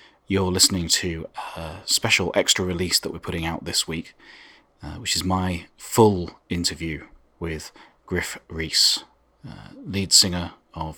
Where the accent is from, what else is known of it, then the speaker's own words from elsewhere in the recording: United Kingdom; now in San Francisco, United States; I'm British, obviously, but I'm calling you from San Francisco